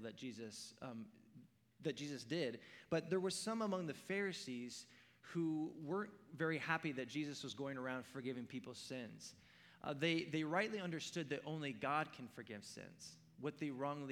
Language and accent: English; Oregon, United States; I grew up in Oregon